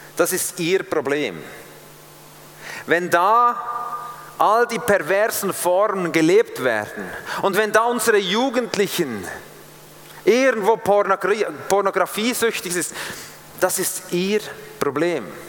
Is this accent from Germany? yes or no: no; Switzerland; als Schweizer